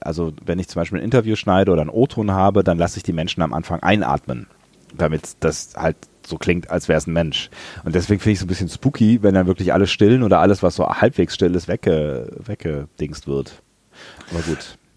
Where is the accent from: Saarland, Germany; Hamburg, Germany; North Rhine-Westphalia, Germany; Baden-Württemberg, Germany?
North Rhine-Westphalia, Germany; near Langerwehe, near Aachen; moved away; Langerwehe, nah an meiner alten Heimat.